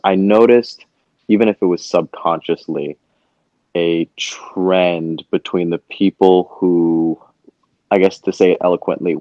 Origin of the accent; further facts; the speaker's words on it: Montclair, New Jersey, United States; also born or lived in Harlem, New York; now in New York, United States; I'm from Montclair, New Jersey, and currently reside in Harlem, New York